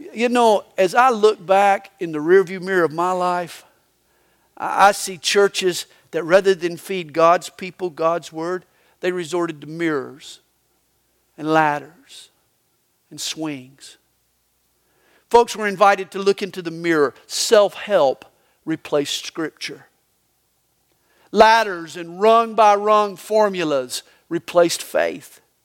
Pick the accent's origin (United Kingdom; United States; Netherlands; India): United States; the Bible Belt, the South; now in Georgia, United States; I was raised in the Bible belt